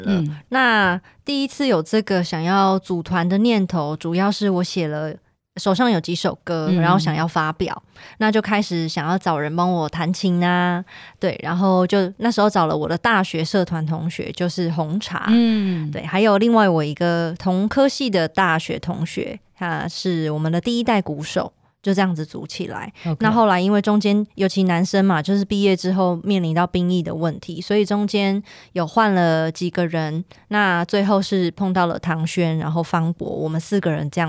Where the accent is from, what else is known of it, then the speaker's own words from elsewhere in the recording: Kaohsiung, Taiwan; 我来自高雄小港区，嗯，不过我的家族其实都是澎湖来的哦。